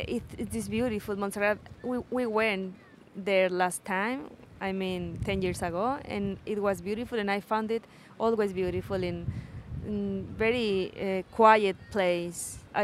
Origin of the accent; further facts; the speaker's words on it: Mexico; English is a second language; I am from Mexico.